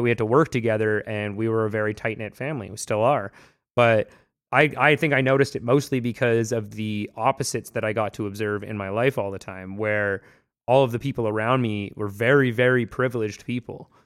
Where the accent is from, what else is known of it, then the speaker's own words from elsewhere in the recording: Vancouver, British Columbia, Canada; I grew up in Vancouver